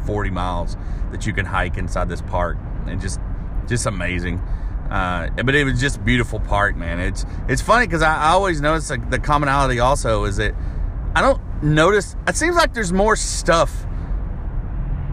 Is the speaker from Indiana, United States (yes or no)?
no; Arkansas, United States; now in Nashville, United States; my hometown in Arkansas